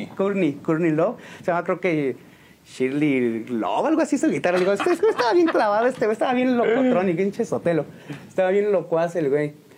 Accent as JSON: {"language": "Spanish", "town": "San Juan del Río", "region": "Querétaro", "country": "Mexico", "tie": "born or raised there", "said": "De aquí, de aquí de San Juan del Río. Soy originario de San Juan"}